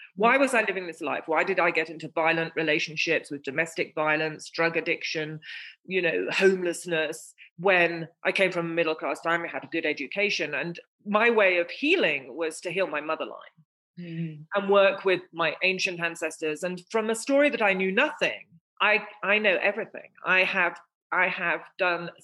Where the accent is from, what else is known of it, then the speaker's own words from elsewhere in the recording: England, United Kingdom; I was born in England, I was the fruit of my mother's dream, an English rose